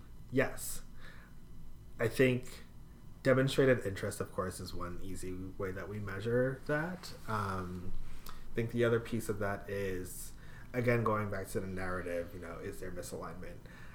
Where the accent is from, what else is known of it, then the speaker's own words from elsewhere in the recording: New York City, New York, United States; moved away as an adult; I came from a big city. I came from New York City.